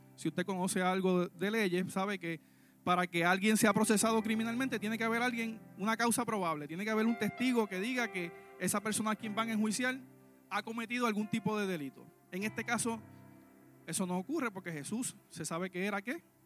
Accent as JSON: {"language": "Spanish", "country": "Puerto Rico", "said": "Nosotros en Puerto Rico"}